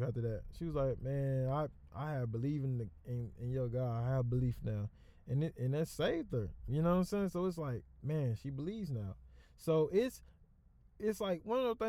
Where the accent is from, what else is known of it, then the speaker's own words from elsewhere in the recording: the South, United States; also born or lived in Texas; I'm from South